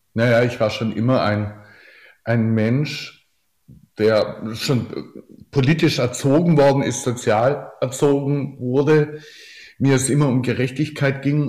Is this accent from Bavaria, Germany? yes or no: no; Oberndorf am Neckar, Baden-Württemberg, Germany; meinem Geburtsort Oberndorf am Neckar